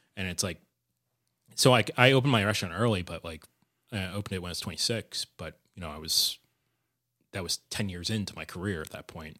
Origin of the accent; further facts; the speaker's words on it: suburban New Jersey, United States; moved away as an adult; also born or lived in New York City; now in Providence, United States; I grew up in New Jersey, in, like, suburban New Jersey